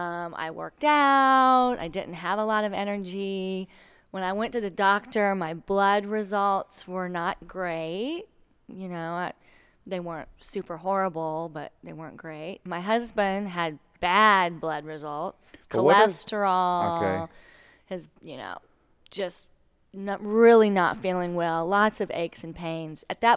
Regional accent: Texas, United States; also born or lived in Connecticut, United States; We're originally Texans, so we're from the South.

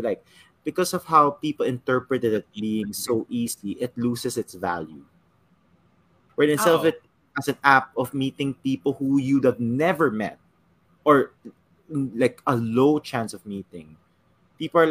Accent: San Juan, Metro Manila, Philippines; I'm from Green Hills

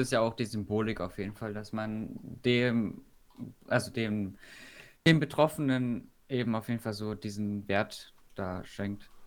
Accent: Stuttgart, Baden-Württemberg, Germany; bei uns in Stuttgart

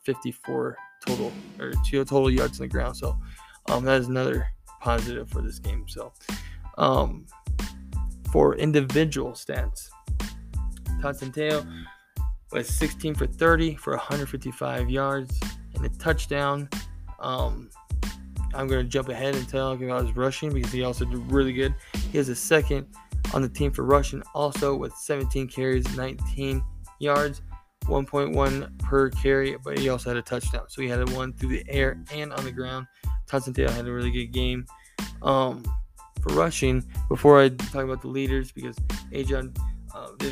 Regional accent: Iowa, United States; I grew up in Iowa, watched a lot of Hawks football

